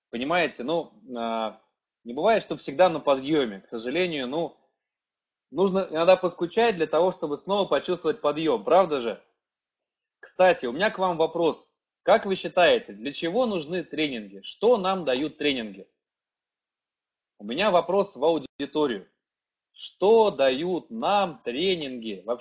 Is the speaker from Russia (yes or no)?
yes; Saint Petersburg, Russia; Я сам из Санкт-Петербурга, а, я летал сам в Киев, проходил там тренинг